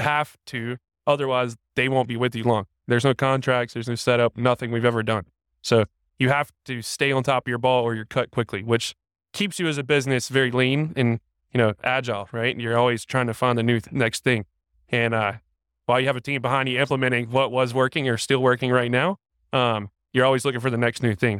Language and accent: English; Raleigh, North Carolina, United States; I'm from the Raleigh area